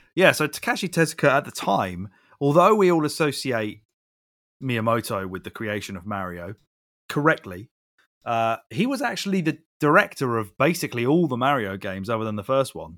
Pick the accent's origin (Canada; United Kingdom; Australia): United Kingdom; we're British